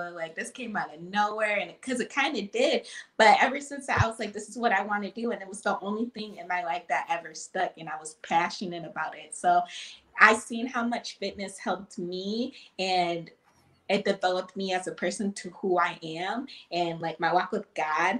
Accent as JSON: {"language": "English", "town": "Lansing", "region": "Michigan", "country": "United States", "said": "I'm 25. I'm from Lansing. I'm a personal trainer here"}